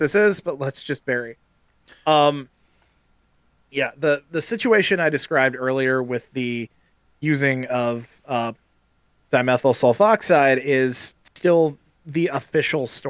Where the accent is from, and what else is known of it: Midwest, United States; born or raised there